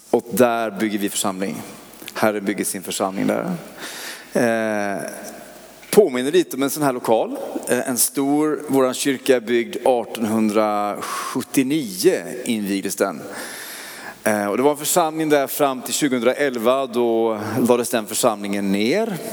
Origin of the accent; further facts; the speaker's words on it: Oskarshamn, Kalmar County, Sweden; Men jag, jag är inte stockholmare. Men jag kommer från Oskarshamn i Småland. Eh, jag har ingen sån dialekt.